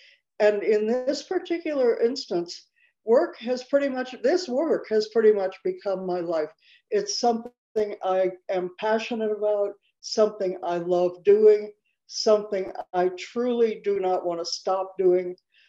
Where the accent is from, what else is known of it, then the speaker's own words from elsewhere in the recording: Chicago, Illinois, United States; moved away as an adult; now in Mexico; I was born in Chicago. I am 78 years old.